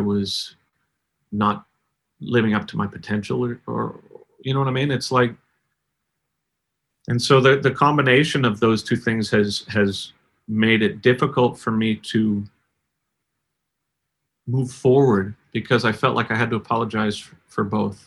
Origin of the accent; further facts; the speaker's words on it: Canada; I'm Canadian